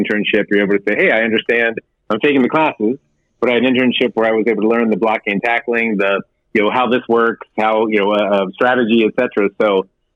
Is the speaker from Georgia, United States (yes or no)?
no; Pittsburgh, Pennsylvania, United States; now in Santa Monica, United States; I'm from Pittsburgh